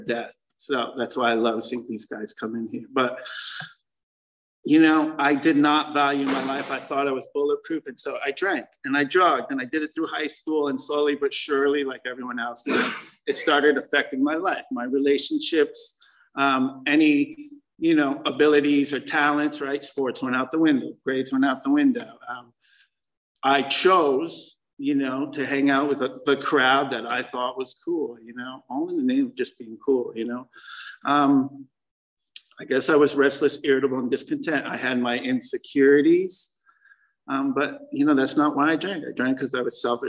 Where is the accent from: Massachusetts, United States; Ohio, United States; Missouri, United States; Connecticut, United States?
Connecticut, United States; moved away as an adult; also born or lived in New York City; I moved to New York City from Connecticut